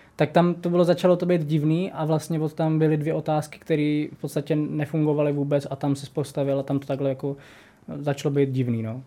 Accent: Brno, South Moravian Region, Czechia; jak jsem Brňák

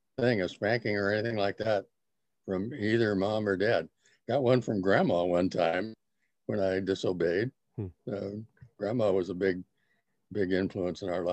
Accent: Arcadia, California, United States; I grew up in Arcadia, an area called Santa Anita Oaks

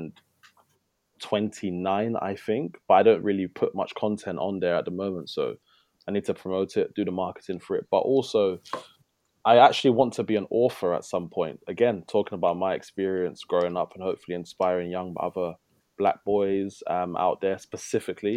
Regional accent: London, United Kingdom; I'm from Southwest London, Tooting, Ellesfield

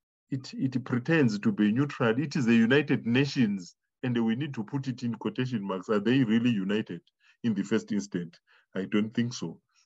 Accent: Zimbabwe; I come from Zimbabwe.

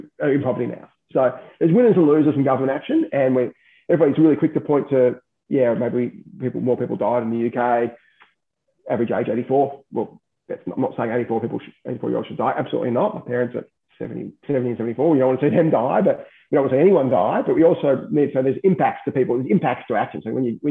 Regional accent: Australia; as an Australian, you could leave to Thailand tomorrow.

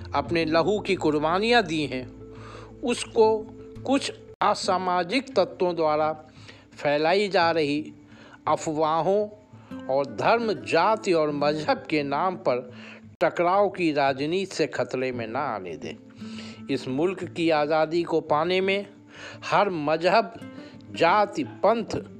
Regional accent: India

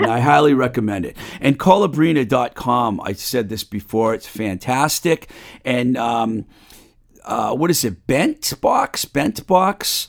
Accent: Webster, Massachusetts, United States; my hometown of uh, Webster, Mass

